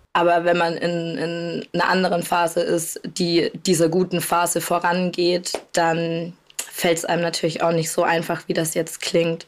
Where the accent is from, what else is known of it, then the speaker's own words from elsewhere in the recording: Bavaria, Germany; now in Cologne, Germany; meine Mama wohnt zu Hause in Bayern, wo ich herkomme, und ich wohne in Köln mittlerweile